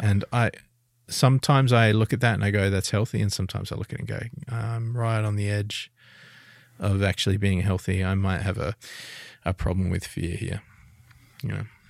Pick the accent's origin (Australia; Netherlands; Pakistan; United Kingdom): Australia; Adelaide, South Australia; I'm from Adelaide.